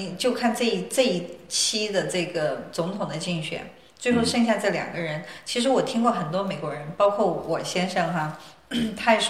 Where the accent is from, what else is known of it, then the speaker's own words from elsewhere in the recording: China; now in United States; 当然他们知道我是从中国来的哈，